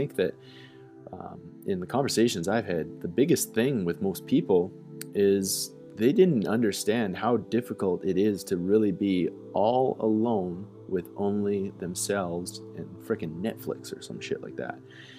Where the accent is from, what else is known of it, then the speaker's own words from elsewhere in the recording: Calgary, Alberta, Canada; It's like a post-punk, politically fueled little project from Calgary, Alberta, my hometown.